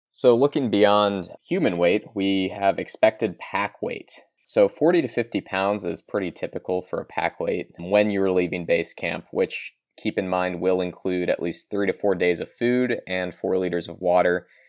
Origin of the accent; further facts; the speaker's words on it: Kentucky, United States; I'm personally from Kentucky.